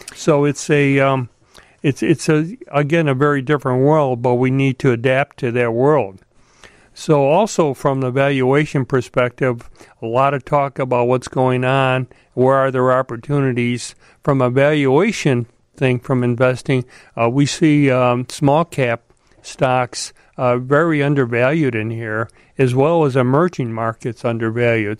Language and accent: English; Chicago, Illinois, United States; I grew up in Chicago.